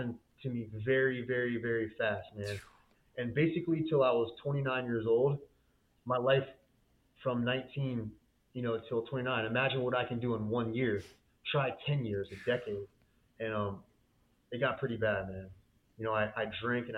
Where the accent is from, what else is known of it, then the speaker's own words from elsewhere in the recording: Florida, United States; I was born and raised in Florida